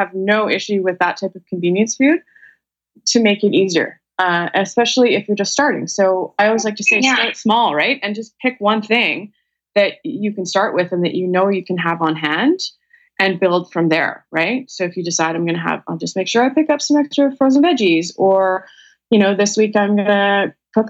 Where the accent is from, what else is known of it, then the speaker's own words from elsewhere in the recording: Vancouver, British Columbia, Canada; I'm from Vancouver, Canada